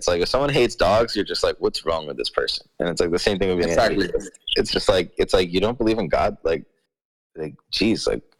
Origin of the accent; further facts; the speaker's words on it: Miami, Florida, United States; I moved out to kind of like a rural part of Florida. I'm from Miami, but, you know, now I'm living kind of out in the country in Florida.